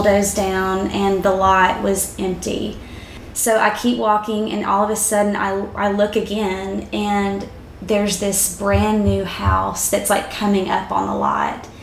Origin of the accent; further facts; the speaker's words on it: South Arkansas, United States; moved away; I was actually back in my hometown. So it was the home I grew up in South Arkansas